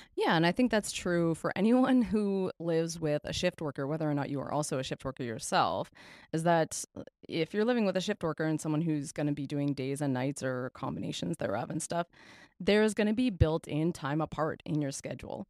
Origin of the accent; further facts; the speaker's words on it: Canada; We are Canadian R Ns